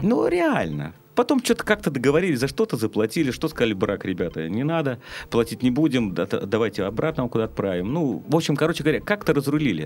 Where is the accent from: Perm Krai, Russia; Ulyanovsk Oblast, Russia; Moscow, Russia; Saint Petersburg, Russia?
Saint Petersburg, Russia; я как бы жил как обычный петербуржец, ленинградец. Мы выросли